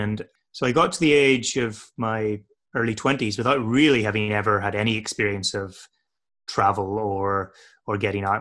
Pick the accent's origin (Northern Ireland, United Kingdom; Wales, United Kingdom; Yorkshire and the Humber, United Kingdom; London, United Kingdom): Northern Ireland, United Kingdom; north coast of; moved away as an adult; also born or lived in Aberdeen, Scotland / Canterbury, England; I spent the rest of my formative childhood years on the north coast of Ireland